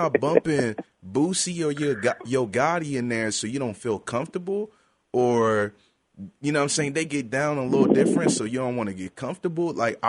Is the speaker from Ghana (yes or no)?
yes; Ghana; also born or lived in Europe; now in United States; I was born and raised in Europe before I moved to the States. And I listened to a lot of African music because I'm a Ghanaian as well.